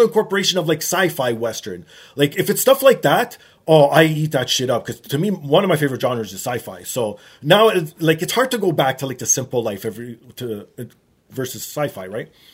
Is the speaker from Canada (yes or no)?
yes; Canada; Growing up in Canada, you like you know we have more snow